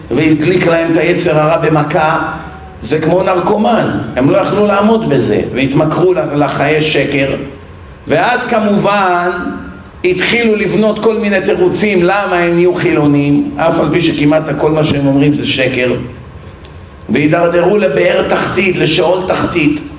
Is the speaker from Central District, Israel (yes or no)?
no; Bat Yam, Tel Aviv District, Israel; אני גדלתי בבת ים, ים